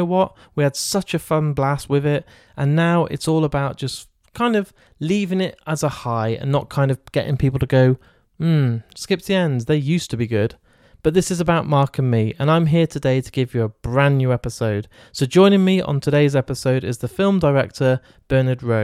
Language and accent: English; Shrewsbury, West Midlands, United Kingdom; Shrewsbury, so I'm a Shropshire boy